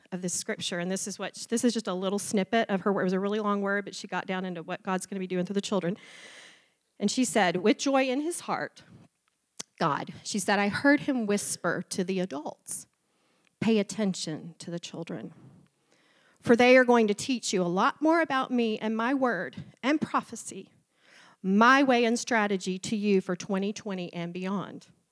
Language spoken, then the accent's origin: English; Memphis, Tennessee, United States; moved away; also born or lived in Waco, Texas; I was born and raised in the South, um, a good Southern girl, Memphis, Tennessee